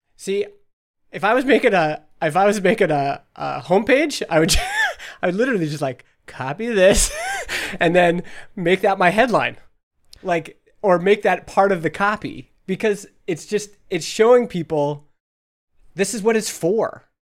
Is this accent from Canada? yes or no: yes; Alberta, Canada; now in British Columbia, Canada; I'm from Alberta